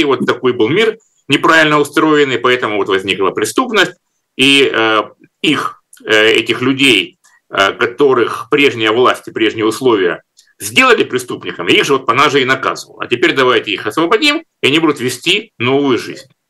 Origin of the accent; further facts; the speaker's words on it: Rostov-on-Don, Rostov Oblast, Russia; Ростов-Папа, мой родной город